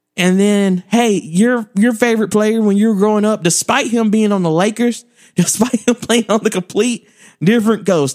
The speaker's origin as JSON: {"language": "English", "region": "Alabama", "country": "United States", "tie": "born or raised there", "said": "I grew up in Alabama"}